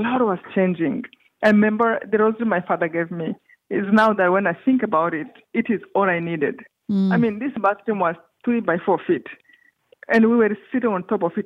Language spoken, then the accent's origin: English; Rwanda; moved away; I come from Rwanda, this tiny country in east of Africa.